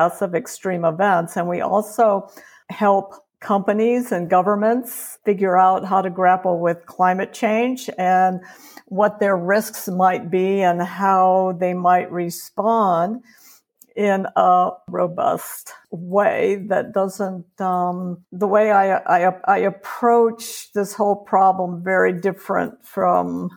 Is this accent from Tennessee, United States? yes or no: no; Chicago, Illinois, United States; moved away as an adult; also born or lived in Georgia; now in Reno, United States; I'm a Chicagoan and spent my early decades in Chicago